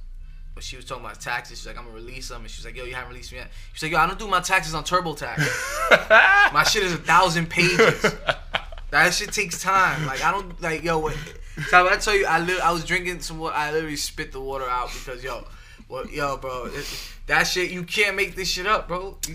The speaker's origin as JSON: {"language": "English", "town": "Chicago", "region": "Illinois", "country": "United States", "said": "You know, I'm from Chicago, so I can't, you know."}